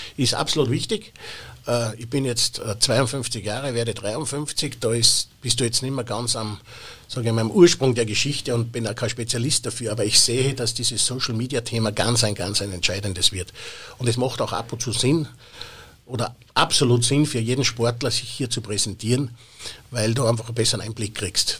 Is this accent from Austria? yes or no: yes; Austria; bei uns in Österreich